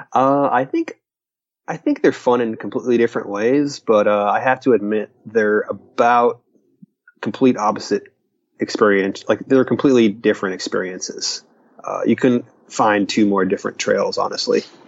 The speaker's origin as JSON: {"language": "English", "town": "Stuart", "region": "Florida", "country": "United States", "said": "I am from Florida"}